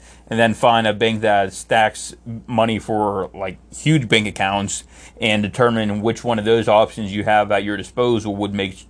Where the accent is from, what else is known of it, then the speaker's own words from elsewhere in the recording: Ohio, United States; No, I just told you I'm from Ohio.